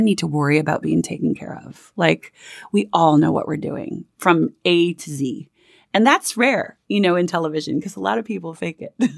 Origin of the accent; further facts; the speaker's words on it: Minneapolis, Minnesota, United States; moved away as an adult; also born or lived in Manhattan, New York; now in New York, United States; I grew up in Minneapolis, Minnesota, a family of five, and I moved out to Manhattan when I was about eighteen years old, and I've been here ever since